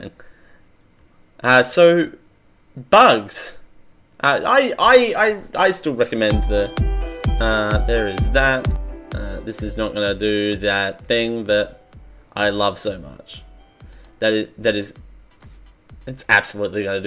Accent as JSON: {"language": "English", "country": "Australia", "said": "I am Australian"}